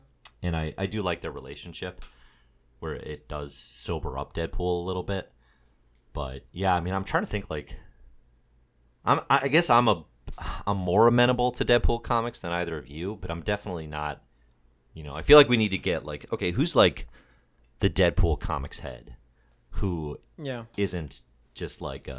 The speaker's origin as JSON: {"language": "English", "town": "Chicago", "region": "Illinois", "country": "United States", "accent": "Chicago", "said": "All right, make fun of my Chicago accent."}